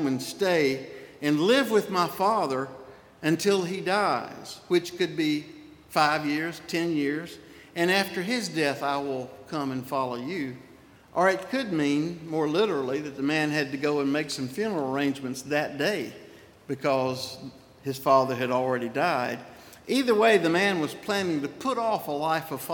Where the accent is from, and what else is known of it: Spartanburg, South Carolina, United States; born or raised there; moved away as an adult; also born or lived in Irmo, South Carolina / Saluda, South Carolina / Edgefield, South Carolina